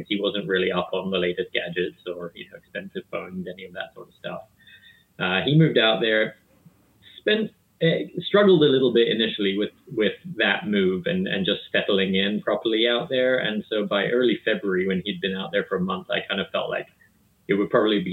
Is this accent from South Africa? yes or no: yes; South Africa; moved away as an adult; also born or lived in New Jersey, United States; now in Pasadena, United States; I was born and raised in South Africa of two British parents in the late 1970s